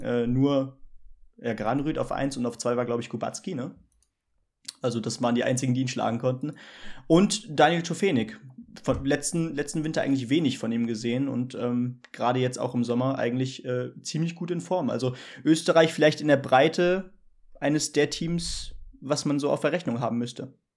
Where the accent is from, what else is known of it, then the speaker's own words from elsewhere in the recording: Hesse, Germany; als Hesse